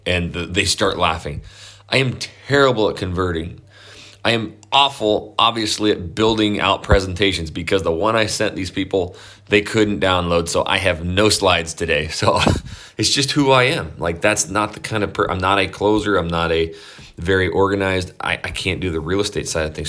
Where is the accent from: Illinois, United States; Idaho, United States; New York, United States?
Idaho, United States; I'm from Idaho, I grew up on a ranch